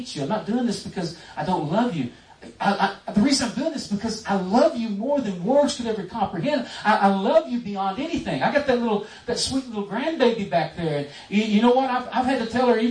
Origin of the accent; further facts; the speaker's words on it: Texas, United States; I was raised in Texas